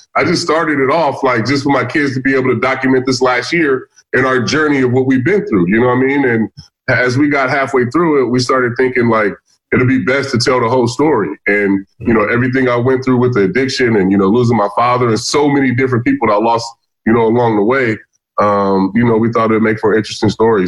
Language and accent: English; Vallejo, California, United States; I grew up in Vallejo, California, um, Northern California.